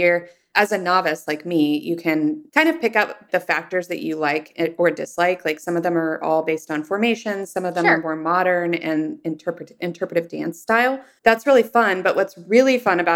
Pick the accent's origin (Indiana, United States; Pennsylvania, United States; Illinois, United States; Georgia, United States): Indiana, United States; Indianapolis; now in San Francisco, United States; grew up in Indiana in the suburbs. And so in the suburbs of Indianapolis, you drive everywhere